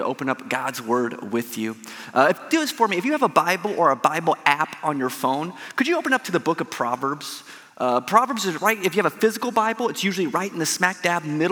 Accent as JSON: {"language": "English", "region": "Southern Indiana", "country": "United States", "tie": "born or raised there", "also_born_or_lived": "Michigan", "moved": "as an adult", "lives_now": "Detroit area, Michigan, United States", "said": "I'm from Southern Indiana. So my family still lives here. My brother lives in Corydon. I actually graduated from Corydon Central High School back in 1999"}